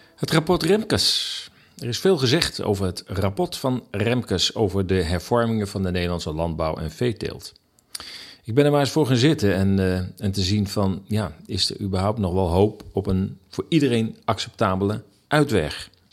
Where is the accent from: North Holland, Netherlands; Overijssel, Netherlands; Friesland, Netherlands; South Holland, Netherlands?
North Holland, Netherlands; Amsterdam; Ik ken als Amsterdammer de stad nog uit de 60 en 70 jaren.